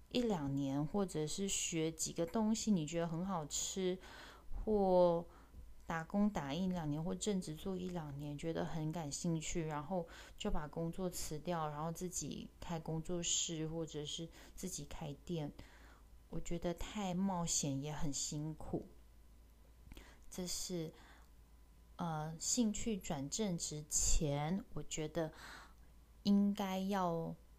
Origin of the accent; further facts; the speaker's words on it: Taichung, Taiwan; also born or lived in Paris, France / United Kingdom; 我是台中人